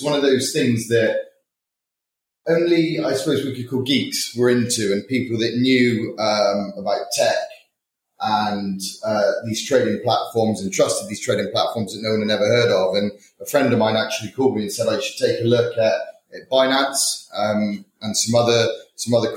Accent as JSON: {"language": "English", "town": "Bristol", "region": "South West England", "country": "United Kingdom", "moved": "as an adult", "lives_now": "London, United Kingdom", "said": "I was originally from Bristol"}